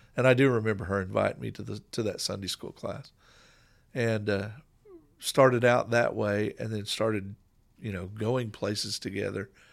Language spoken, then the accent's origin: English; Coweta, Oklahoma, United States; I grew up in Coweta, Oklahoma